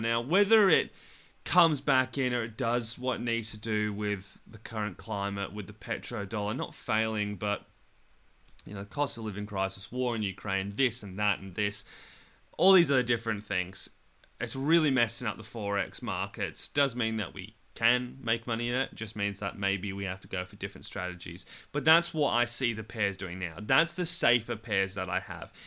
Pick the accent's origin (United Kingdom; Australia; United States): Australia; I'm in England right now and I'm from Australia